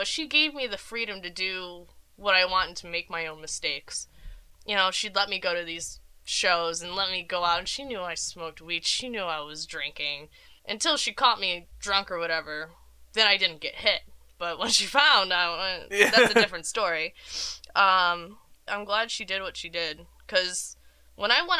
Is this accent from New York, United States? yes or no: yes; Rochester, New York, United States; I grew up in Rochester, New York